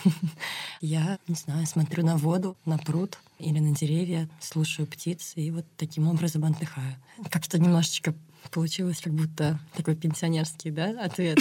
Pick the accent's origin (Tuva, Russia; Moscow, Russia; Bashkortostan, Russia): Moscow, Russia; moved away as an adult; now in Vyksa, Russia; я москвичка, прям коренная, у меня все в Москве